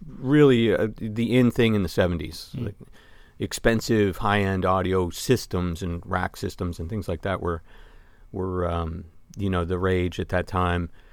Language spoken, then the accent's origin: English; Vermont, United States; growing up in Vermont, we were very close to Canada.